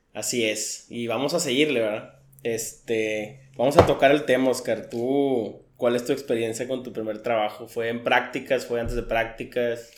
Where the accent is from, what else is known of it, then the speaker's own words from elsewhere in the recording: Mexico; como mexicano